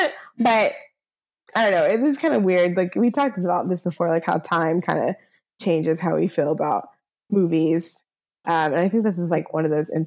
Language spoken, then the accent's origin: English; Southern US, United States; whereas like I'm from the South, but like I never got like my my real like Southern accent.